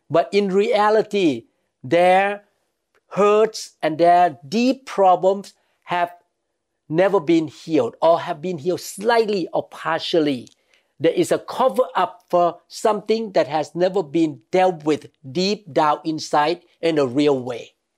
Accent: Thailand; growing up in Thailand

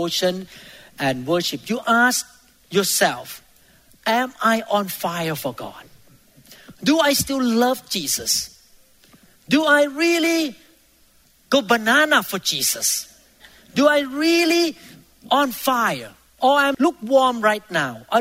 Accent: Thailand; moved away; I used to be in Thailand. I grew up in Thailand

